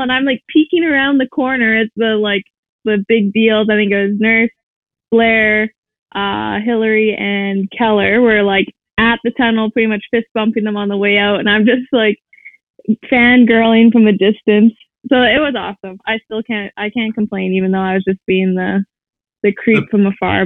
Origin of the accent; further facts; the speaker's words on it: Saskatoon, Saskatchewan, Canada; I'm from Saskatoon, Saskatchewan